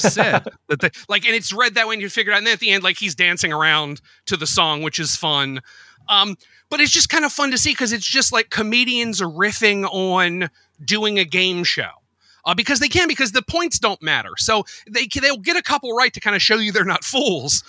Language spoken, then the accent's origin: English; United States; being American